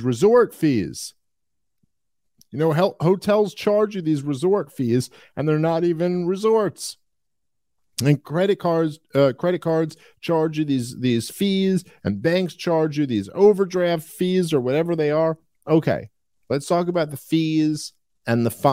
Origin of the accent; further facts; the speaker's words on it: New York City, New York, United States; growing up in Brooklyn, New York